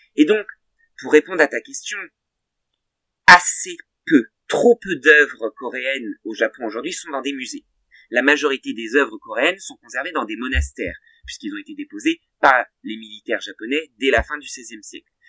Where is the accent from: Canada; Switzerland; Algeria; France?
France; Val d'Oise, Île-de-France; dans le Val d'Oise, dont je suis originaire